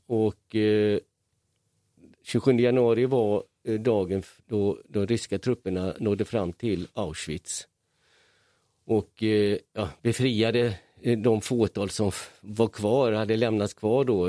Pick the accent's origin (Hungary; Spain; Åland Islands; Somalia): Hungary; now in Malmö, Sweden; I Ungern där jag är född